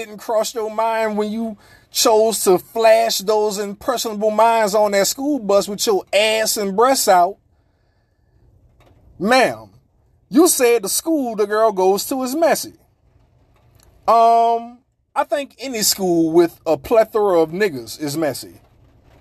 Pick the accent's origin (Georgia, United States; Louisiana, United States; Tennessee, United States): Louisiana, United States; New Orleans; I grew up near the St. Thomas Projects. Near. Not in, but near.